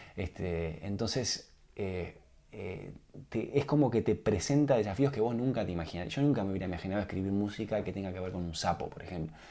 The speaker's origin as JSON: {"language": "Spanish", "country": "Uruguay", "also_born_or_lived": "United States", "moved": "as an adult", "said": "como uruguayo"}